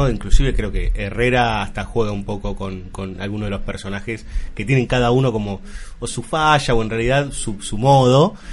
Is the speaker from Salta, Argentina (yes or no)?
no; Florida, Buenos Aires Province, Argentina; yo soy de Florida, pero bueno, en Boedo también hay cosas.